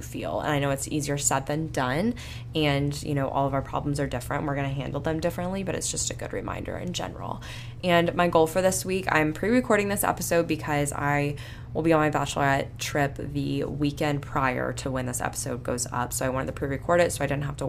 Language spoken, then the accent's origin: English; Panama City Beach, Florida, United States; I grew up in Panama City Beach